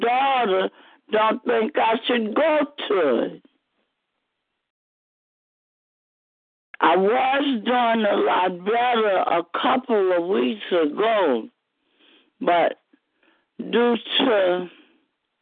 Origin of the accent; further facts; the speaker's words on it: New Orleans, Louisiana, United States; moved away as an adult; now in Kilmichael, United States; I'm from New Orleans. I winded up in Kilmichael after Katrina